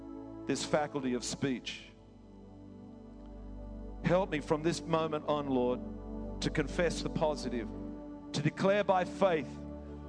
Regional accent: England, United Kingdom; now in Australia; I come from England

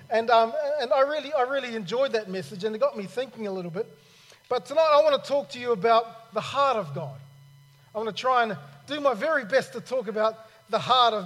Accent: New Zealand; also born or lived in Cairns, Australia / Sydney, Australia; now in Australia; I'm originally from New Zealand

